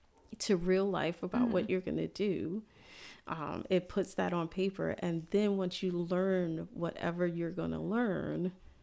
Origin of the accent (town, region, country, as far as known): United States